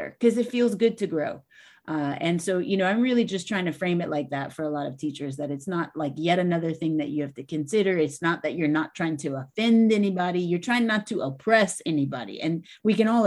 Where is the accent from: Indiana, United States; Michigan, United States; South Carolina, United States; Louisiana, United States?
Louisiana, United States; I'm from Louisiana